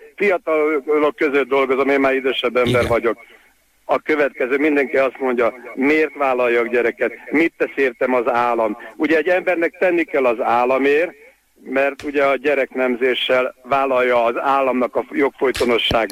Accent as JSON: {"language": "Hungarian", "country": "Hungary", "said": "magyar vagyok"}